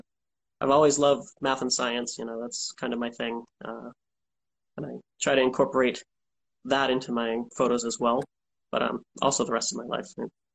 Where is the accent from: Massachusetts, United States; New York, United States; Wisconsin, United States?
Massachusetts, United States; Norton; So I grew up south of Boston, in a town called Norton. It's a small town.